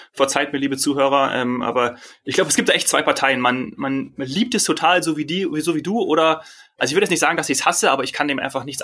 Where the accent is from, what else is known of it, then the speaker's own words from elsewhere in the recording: Hesse, Germany; Wir sind ja völlig, ich bin aus dem Nordhessen